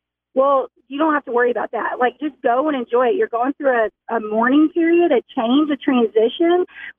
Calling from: Bentonville, Arkansas, United States; calling from Bentonville.

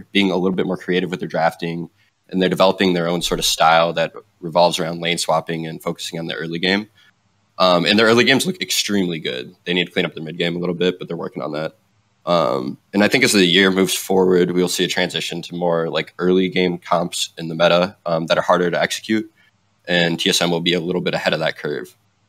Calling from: Grand Rapids, Michigan, United States; also born or lived in Germany; I'm calling from Michigan, no longer in Germany.

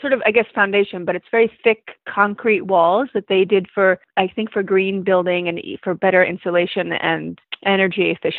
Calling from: Orleans, Massachusetts, United States; I'm calling from Orleans in Cape Cod and Massachusetts.

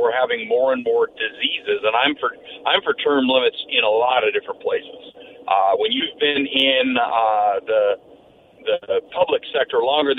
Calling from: Washington, United States; This is Washington State.

